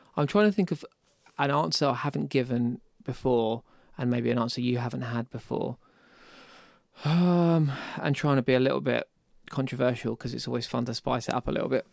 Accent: Deal, South East England, United Kingdom; I was in Deal, I grew up in Deal, um, so it was at my parents' house there

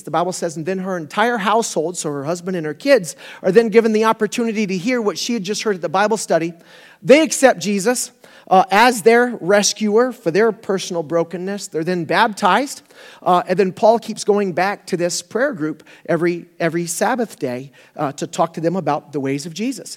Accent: Florida, United States; I grew up in Florida, so I've been through a, a few hurricanes

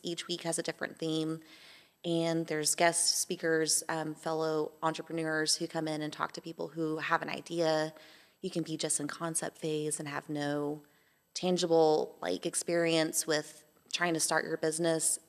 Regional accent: Amarillo, Texas, United States; also born or lived in Atlanta, Georgia; now in Johnson City, United States; I'm Texan, um, was born in, um, Amarillo, Texas, um, raised with flat land, desert climate

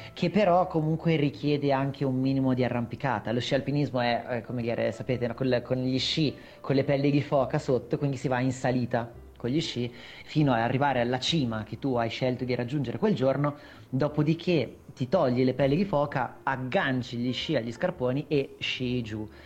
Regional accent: Milan, Lombardy, Italy; now in Brianza, Italy; io comunque sono nato a Milano, sono cresciuto a Milano per, insomma, fino, fino a pochi anni fa, adesso abito comunque in Brianza

